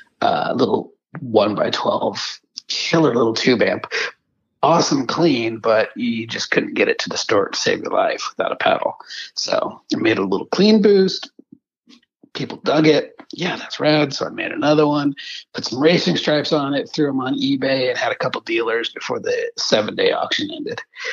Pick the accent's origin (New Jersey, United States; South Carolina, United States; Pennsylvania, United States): South Carolina, United States; Charleston; my wife will say we're from Charleston. And I have to remind her, there are several Charlestons at this end of the continent. So you got to tell them South Carolina.